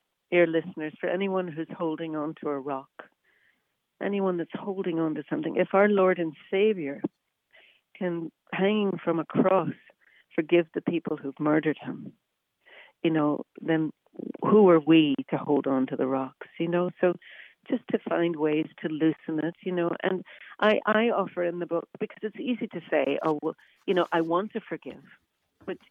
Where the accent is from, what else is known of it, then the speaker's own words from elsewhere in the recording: Northern Ireland, United Kingdom; I grew up in Northern Ireland